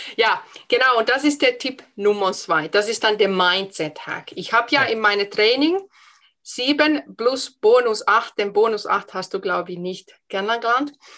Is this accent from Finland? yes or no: yes; Finland; accent: Finnish accent; first language Finnish; German is a second language; moved away as an adult; now in Germany; Ich habe einen Dialekt, ich schwätze ein bisschen Schwäbisch. Ich habe einen Akzent aus Finnland